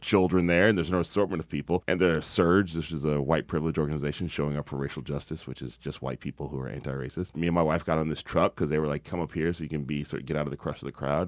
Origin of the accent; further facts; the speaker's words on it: the South, United States; now in Oakland, United States; I'm from the South.